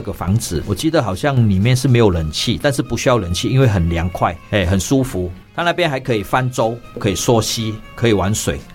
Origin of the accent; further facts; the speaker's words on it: Malaysia; moved away; 我是来自马来西亚的